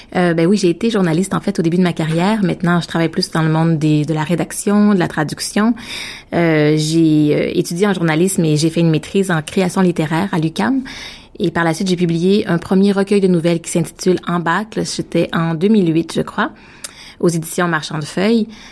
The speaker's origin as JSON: {"language": "French", "town": "Victoriaville", "region": "Quebec", "country": "Canada", "tie": "born or raised there", "moved": "yes", "lives_now": "Ottawa, Canada", "said": "En fait, j'habite à Ottawa, mais je suis née à Victoriaville, une petite ville qui est située entre euh, entre Québec et Montréal au Québec."}